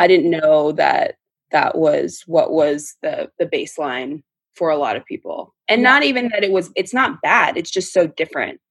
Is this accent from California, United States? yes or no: yes; Orange County, California, United States; we're from Orange County. We grew up in a predominantly white environment